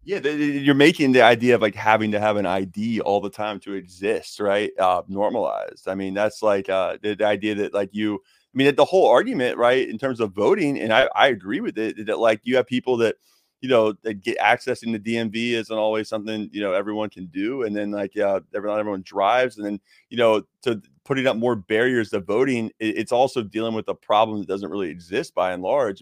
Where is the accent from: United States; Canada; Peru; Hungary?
United States; Jacksonville, Florida; I was coaching inner city high school football in Jacksonville, Florida, my hometown